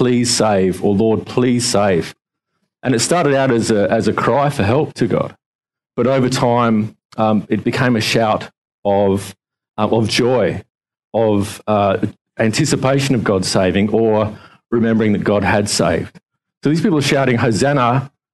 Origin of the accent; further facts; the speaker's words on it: Adelaide, South Australia, Australia; now in Victoria, Australia; growing up in Adelaide, back in 2004, when the mighty Port Adelaide Power won the flag, we had a parade through the streets of Adelaide